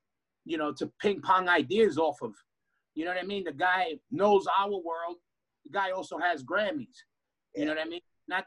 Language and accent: English; New York, United States; born or raised there